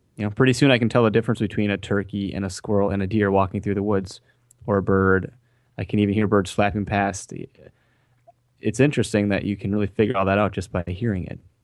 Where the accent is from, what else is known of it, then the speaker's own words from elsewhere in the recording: Wisconsin, United States; we're from Wisconsin